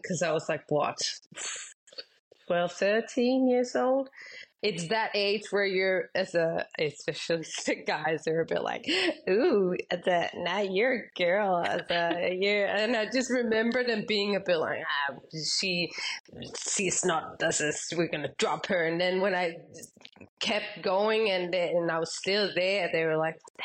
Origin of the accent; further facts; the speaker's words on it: Denmark; Growing up, I mostly raced in Denmark